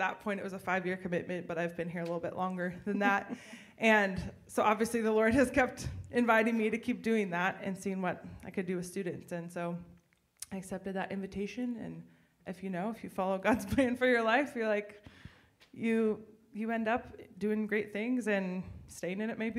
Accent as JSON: {"language": "English", "town": "Chehalis", "region": "Washington", "country": "United States", "also_born_or_lived": "Bellingham, Washington", "said": "I am originally from Chehalis, Washington, on the west side."}